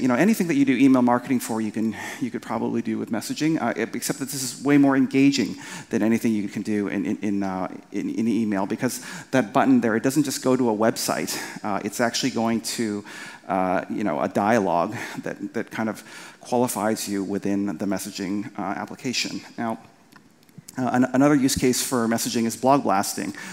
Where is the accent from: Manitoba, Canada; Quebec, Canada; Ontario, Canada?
Manitoba, Canada; Winnipeg; I'm from Canada from a from a, from a kind of a place called Winnipeg